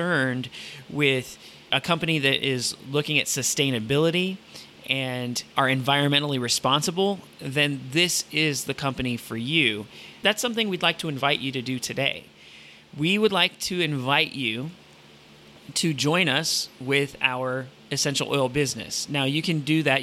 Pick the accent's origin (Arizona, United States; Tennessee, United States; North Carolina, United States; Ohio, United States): Ohio, United States; Toledo; when I grew up in Toledo, Ohio